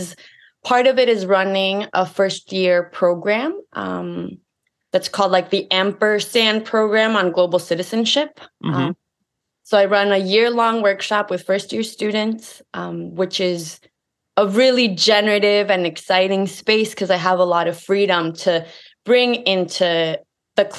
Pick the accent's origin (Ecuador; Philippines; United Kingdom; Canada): Ecuador; moved away as an adult; now in St. Louis, United States; I grew up in Ecuador. Then I came to the United States